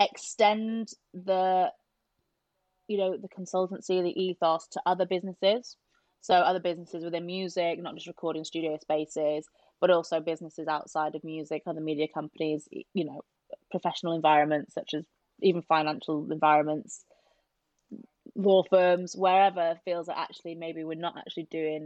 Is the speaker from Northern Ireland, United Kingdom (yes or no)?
no; Yorkshire and the Humber, United Kingdom; we're both from South Yorkshire